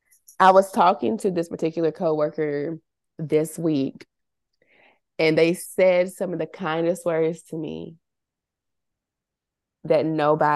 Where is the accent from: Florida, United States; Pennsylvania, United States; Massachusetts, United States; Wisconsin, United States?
Massachusetts, United States; Somerville; We're from Somerville, and working at like mills, we call them mills in Somerville, which is just like industrial type places.